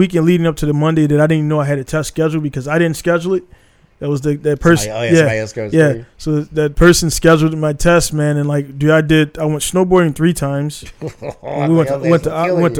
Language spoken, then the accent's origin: English; Baltimore, Maryland, United States; moved away as an adult; I'm from Baltimore.